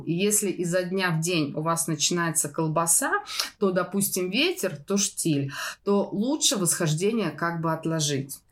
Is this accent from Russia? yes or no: yes; Moscow, Russia; moved away; Я из Москвы